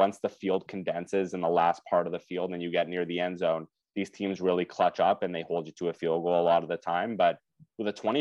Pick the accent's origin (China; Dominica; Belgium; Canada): Canada; Growing up in Canada